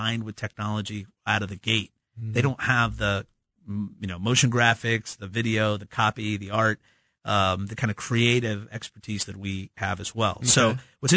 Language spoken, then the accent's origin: English; Midwest, United States; There's plenty of us here in the Midwest.